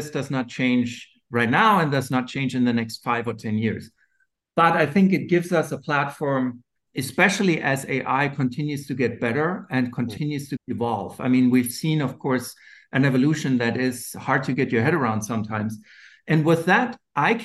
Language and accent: English; Germany; accent: German; moved away; my funny German accent